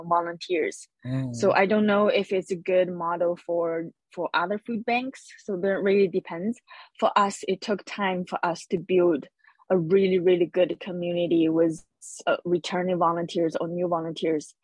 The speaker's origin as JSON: {"language": "English", "country": "China", "moved": "yes", "lives_now": "Hawaii, United States", "said": "my background is I'm from China, and in China, in lots of families, food is a way to express love"}